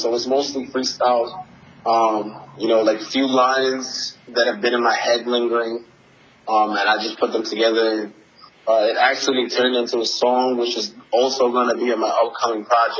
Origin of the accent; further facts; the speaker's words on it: Nigeria; also born or lived in New Jersey / London; So I was born in New Jersey, moved and lived between Nigeria and London.